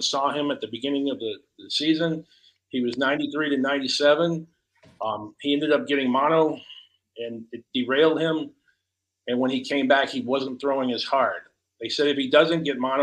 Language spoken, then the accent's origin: English; Chicago, Illinois, United States; moved away as an adult; now in the Carolinas, United States; I was born and raised in the Chicago area, and I came down to the Carolinas